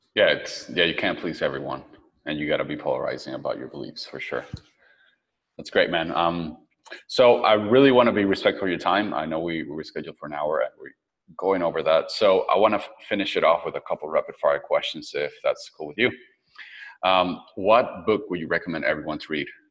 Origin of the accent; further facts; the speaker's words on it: Venezuela; also born or lived in San Francisco; now in Playa del Carmen, Mexico; I'm from Venezuela, so I'm used to tropical weather.